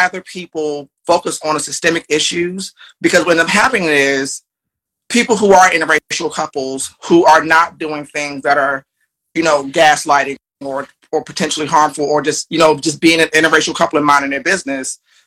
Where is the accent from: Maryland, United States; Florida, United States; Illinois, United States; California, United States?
Maryland, United States; Largo; I grew up in Largo, Maryland, black enclave, mostly black people